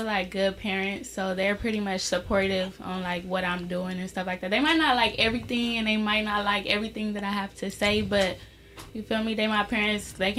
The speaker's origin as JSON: {"language": "English", "town": "Los Angeles", "region": "California", "country": "United States", "tie": "born or raised there", "said": "I was born in L.A. Okay. But I was raised in a Sierra Leone household where I had to cook, clean, do all of that. So I'm definitely Sierra Leonean."}